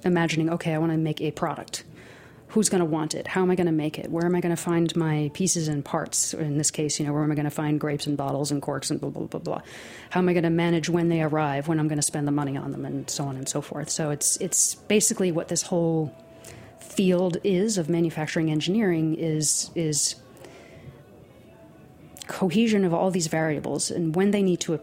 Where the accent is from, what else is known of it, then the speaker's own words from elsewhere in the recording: Nassau County, Long Island, New York, United States; also born or lived in California / Hudson Valley; I grew up in Nassau County on Long Island